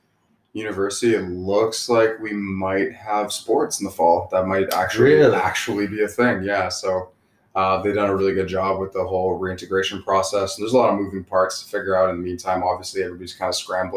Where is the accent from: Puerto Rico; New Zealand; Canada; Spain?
Canada; Burlington, Ontario; now in Ottawa, Canada; Grew up in Burlington, Ontario, so between Hamilton and Toronto area, came to Ottawa to pursue my collegiate football career.